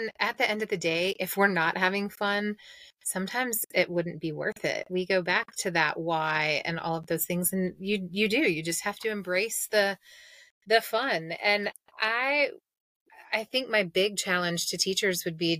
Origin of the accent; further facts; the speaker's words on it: Mississippi, United States; I grew up in Mississippi